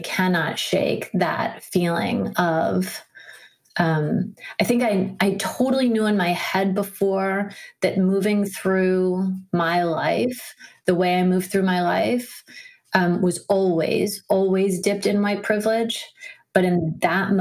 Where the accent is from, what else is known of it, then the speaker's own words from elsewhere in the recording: Washington, District of Columbia, United States; I grew up in Washington, D.C.